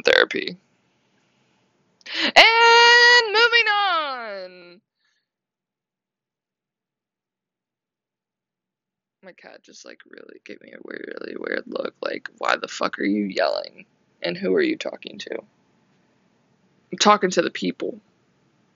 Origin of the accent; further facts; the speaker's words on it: Maryland, United States; moved away as an adult; also born or lived in Myrtle Beach, South Carolina; now in Orlando, United States; I grew up in Maryland. I was born and raised in Maryland